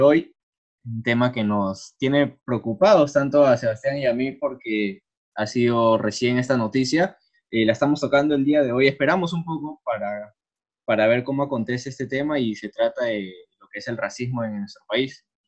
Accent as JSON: {"language": "Spanish", "region": "Lima", "country": "Peru", "said": "como peruanos, o sea, como limeños"}